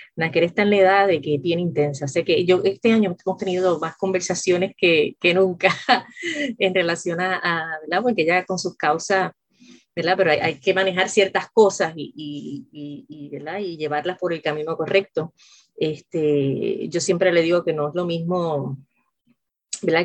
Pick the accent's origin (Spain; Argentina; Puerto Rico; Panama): Puerto Rico; yo soy puertorriqueña